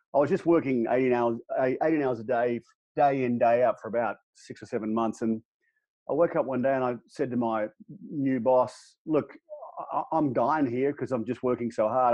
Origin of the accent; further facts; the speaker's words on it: Australia; moved away as an adult; now in United States; We moved across from Australia uh, back in 2008